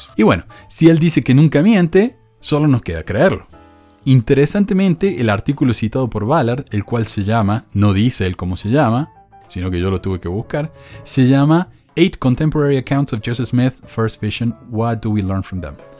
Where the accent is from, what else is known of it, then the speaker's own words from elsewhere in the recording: Córdoba, Argentina; soy argentino. No, ni argentino, cordobés. Yo era cordobés antes de ser argentino.